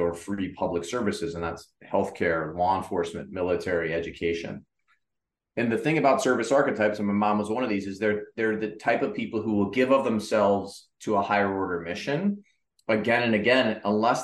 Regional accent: Cleveland, Ohio, United States; when I grew up, I was from Cleveland, Ohio, and was very fortunate as a kid

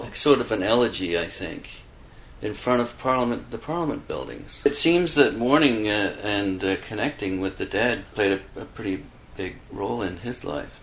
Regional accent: Canada; being Canadian

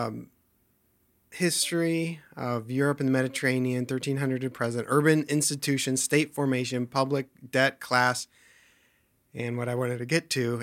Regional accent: United States; I grew up in the American system, obviously. Well, not obviously, but from in public school and up to university

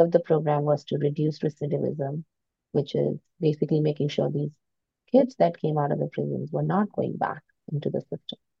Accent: suburb near New Delhi, India; moved away as an adult; also born or lived in United States; now in Toronto, Canada; I grew up in, in a little uh, suburb near New Delhi. And at the age of 19, I moved to the US to study.

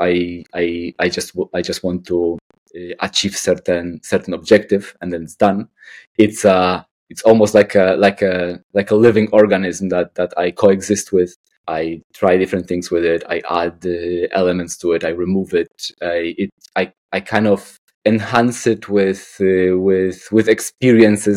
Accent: Poland; moved away; I'm from Poland

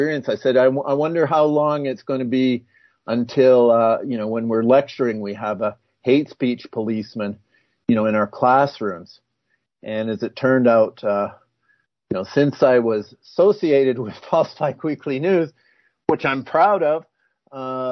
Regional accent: Canada; I'm a Canadian

